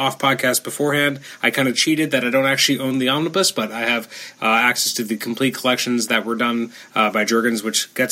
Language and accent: English; Canada; as a Canadian